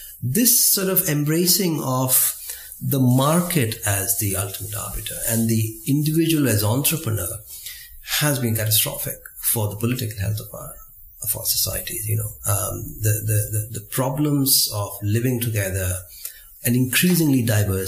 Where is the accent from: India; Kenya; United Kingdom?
India; growing up in India in the 1970s and 80s